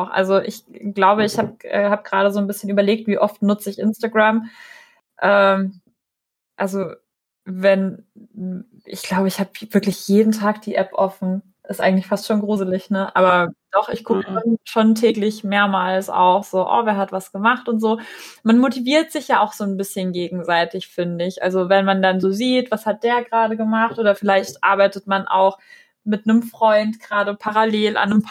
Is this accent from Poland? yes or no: no; Russia; ich komme selber aus Russland